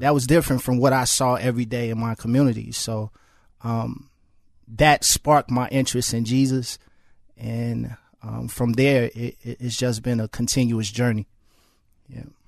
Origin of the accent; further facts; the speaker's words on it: Chicago, Illinois, United States; I grew up in Chicago public housing.